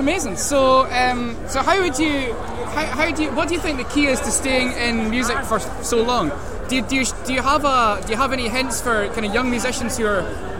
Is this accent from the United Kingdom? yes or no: yes; Penicuik, Scotland, United Kingdom; also born or lived in Edinburgh; He actually comes from Pennycook, which is where I come from. It's like there's only 20,000 people there